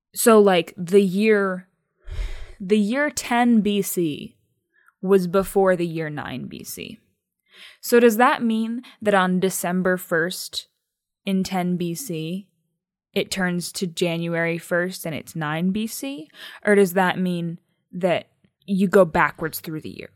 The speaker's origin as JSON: {"language": "English", "country": "United States", "said": "we're 23 year no, 24 year old American women"}